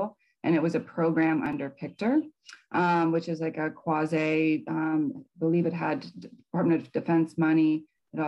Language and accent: English; North Carolina, United States; moved away as an adult; also born or lived in Boulder, Colorado; now in Hawaii, United States; I basically grew up mostly on the East Coast in North Carolina